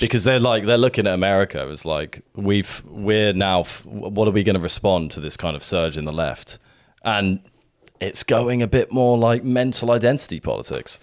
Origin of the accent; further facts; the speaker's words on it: Sussex, South East England, United Kingdom; now in London, United Kingdom; we grew up mostly in Sussex